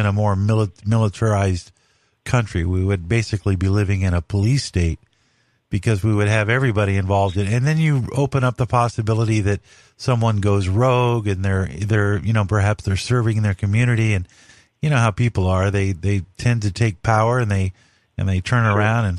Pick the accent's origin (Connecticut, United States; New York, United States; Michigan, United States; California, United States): California, United States; Compton; I grew up in Compton